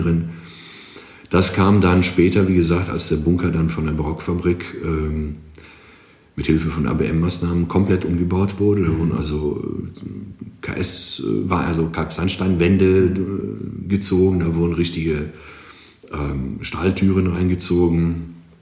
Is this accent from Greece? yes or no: yes; Greece; German is a second language; moved away as an adult; now in Aachen, Germany; Ich komme tatsächlich aus Griechenland